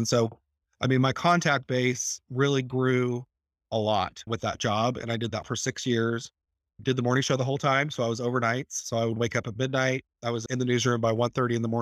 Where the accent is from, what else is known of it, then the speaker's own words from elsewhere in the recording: Tulsa, Oklahoma, United States; in my hometown